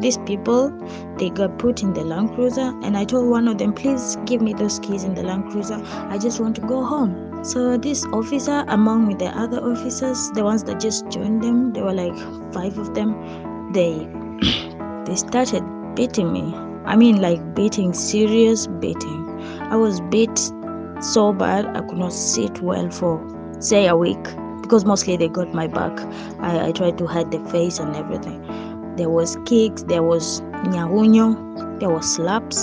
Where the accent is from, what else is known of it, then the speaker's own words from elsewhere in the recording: Kenya; me being the Kenyan I am